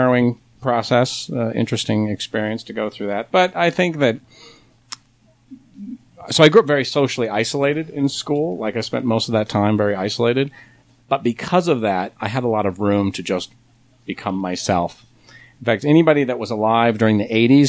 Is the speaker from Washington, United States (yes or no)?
yes; north of Spokane, Washington, United States; moved away as an adult; also born or lived in Minnesota / Boston / Los Angeles; I grew up north of Spokane, Washington, in a little town. Our family sort of migrated there from Minnesota when I was three.